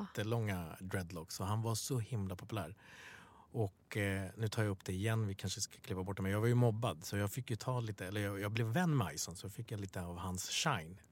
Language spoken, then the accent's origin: Swedish; Stockholm, Stockholm County, Sweden; Swedish is a second language; Bredäng där vi är uppvuxen, uppvuxna